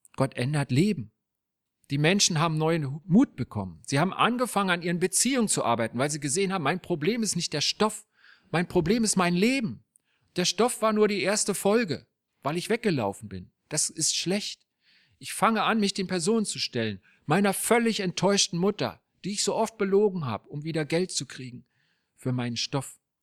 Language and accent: German; Berlin, Germany; Als ich ein kleiner Junge war in Berlin